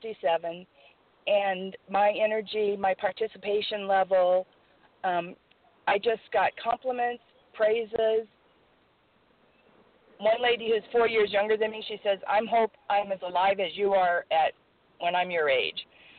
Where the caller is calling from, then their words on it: California, United States; from California.